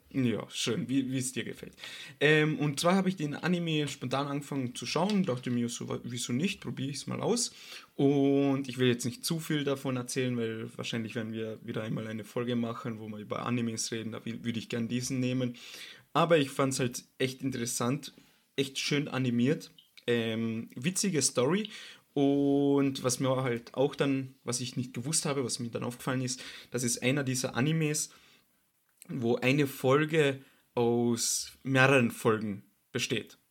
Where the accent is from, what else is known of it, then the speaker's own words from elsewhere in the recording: Austria; bei uns in Österreich